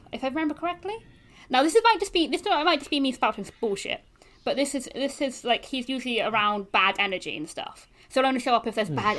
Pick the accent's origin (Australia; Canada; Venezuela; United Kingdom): United Kingdom; We're British.